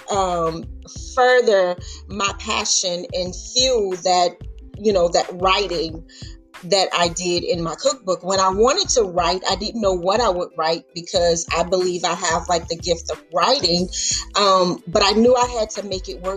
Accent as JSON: {"language": "English", "region": "Louisiana", "country": "United States", "tie": "born or raised there", "said": "my family, my hometown in Louisiana"}